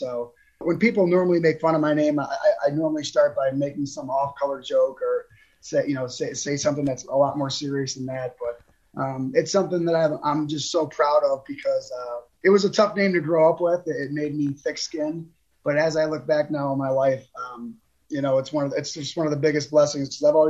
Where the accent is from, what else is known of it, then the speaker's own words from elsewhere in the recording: Cleveland, Ohio, United States; also born or lived in Chesterland, Ohio; Cleveland, Ohio, and I live now in a suburb of Cleveland, about 20 miles east, called Chesterland. But I grew up in Cleveland, Ohio